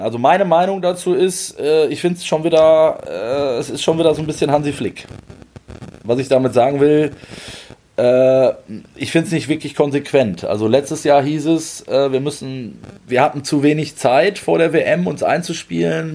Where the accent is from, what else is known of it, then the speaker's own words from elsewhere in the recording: Frankfurt, Hesse, Germany; moved away; Ich bin in Frankfurt, fühle ich mich sehr wohl, wie du weißt, meine alte Heimat